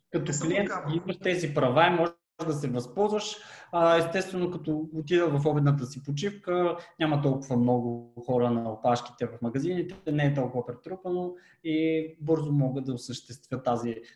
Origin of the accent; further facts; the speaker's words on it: Gabrovo Province, Bulgaria; като един габровец